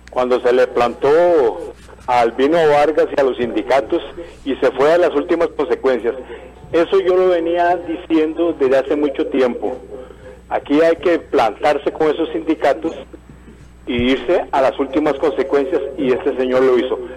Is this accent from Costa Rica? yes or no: yes; Costa Rica; Qué ingenuos somos los costarricenses.